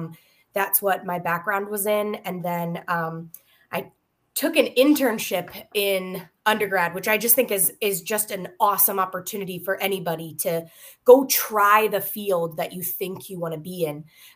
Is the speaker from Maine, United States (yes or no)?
yes; Maine, United States; moved away; So I'm originally from Maine and got my undergraduate degree in physics from Colby College, then moved on to get my master's at the University of Maine in STEM education.